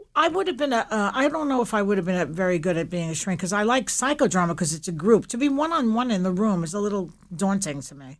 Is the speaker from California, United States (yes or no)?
no; New York City, New York, United States; I grew up in Williamsburg, Brooklyn